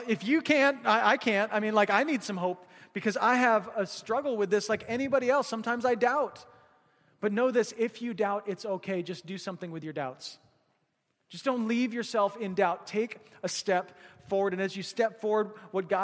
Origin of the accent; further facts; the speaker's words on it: Missouri, United States; now in Alaska, United States; we grew up hunting in Missouri, hunting whitetail